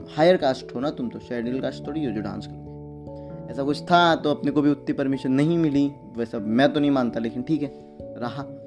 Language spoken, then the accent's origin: Hindi; Nala Sopara, Maharashtra, India; मैं नाला सुपारा से हूँ तो जब मैं नाला सुपारा से बिलोंग करता हूँ